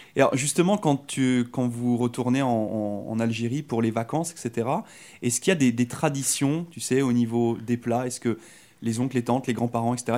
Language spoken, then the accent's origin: French; France; moved away as an adult; j'étais à l'école en France, hein, vous le savez, je suis arrivé de France moi il y a trois ans